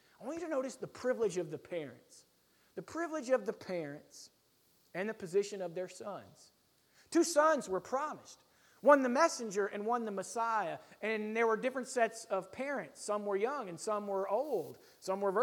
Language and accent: English; United States; as American Christians